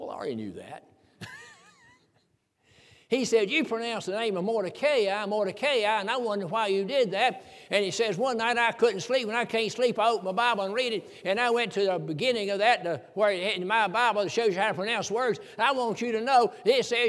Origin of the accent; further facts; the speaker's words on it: the South, United States; I'm from the South. I was raised in the country